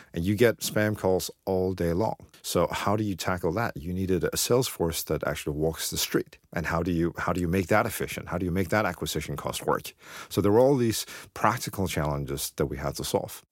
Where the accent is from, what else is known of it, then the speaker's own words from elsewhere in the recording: Beijing, China; moved away; I'm from Beijing, so, so I'm quite familiar with Beijing